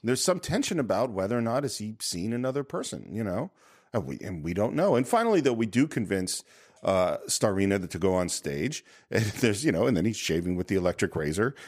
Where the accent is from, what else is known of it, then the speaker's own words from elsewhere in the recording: Tiburon, California, United States; I grew up in San Francisco